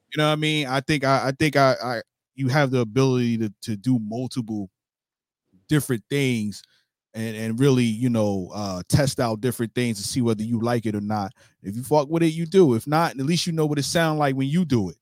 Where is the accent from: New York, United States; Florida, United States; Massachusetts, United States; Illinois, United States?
New York, United States; New York City; now in Jacksonville, United States; I grew up in New York